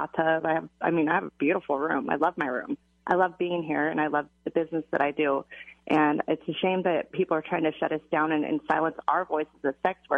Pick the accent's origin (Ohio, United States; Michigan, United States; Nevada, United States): Nevada, United States; Lyon County; also born or lived in Nye County, Nevada; I grew up in Lyon County, which is where Dennis, the Bunny Ranch is